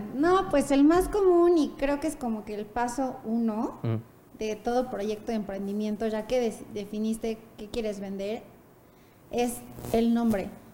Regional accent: Puebla, Mexico; moved away; also born or lived in Santa Fe, Mexico City; nací y crecí en Puebla, estudié en Puebla

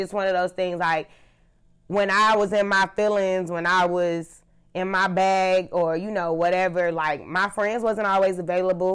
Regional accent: Charlotte, North Carolina, United States; I am from Charlotte, North Carolina

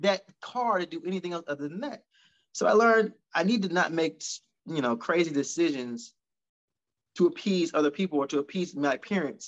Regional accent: Atlanta, Georgia, United States; also born or lived in Decatur, Georgia / Hampton, Virginia; I'm from Atlanta

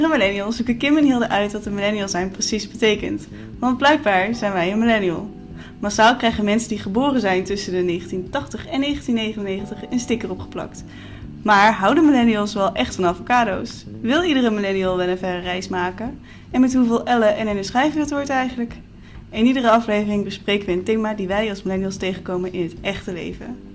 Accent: Netherlands; Zeker als Nederlandse eh, millennials.

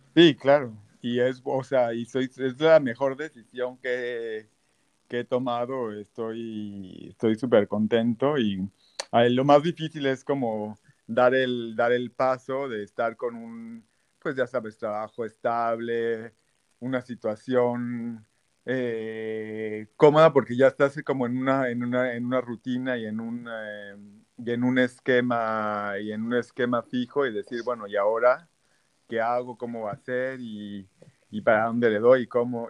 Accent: Tabasco, Mexico; moved away as an adult; also born or lived in Aguascalientes, Mexico / Puebla, Mexico; now in Paris, France; después de Aguascalientes, me fui a Tabasco, eh, crecí en Tabasco, toda mi juventud, la prepa

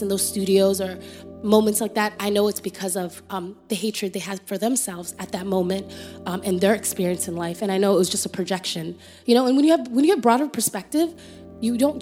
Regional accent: Canada; accent: Canadian; moved away as an adult; now in Atlanta, United States; And we're coming from Canada with our weird accent.

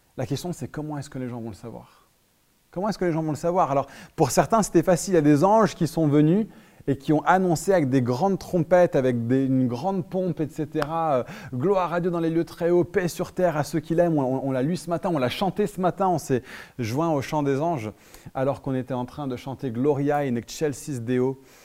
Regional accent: France; on est trop réservé en tant que Français

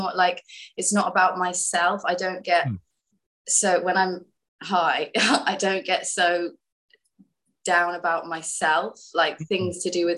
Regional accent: London, United Kingdom; I'm from London because it's like the biggest city in the UK

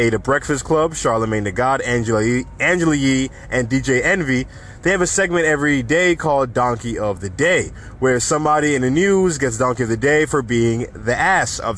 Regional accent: New York City, New York, United States; my hometown, New York City

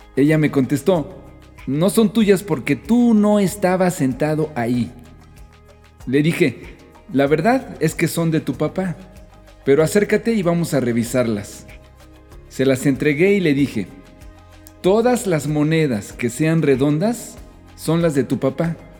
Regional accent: Mexico

